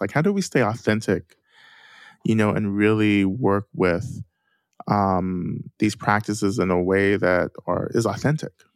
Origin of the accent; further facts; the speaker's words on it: North Georgia, United States; I grew up in the South, right, in North Georgia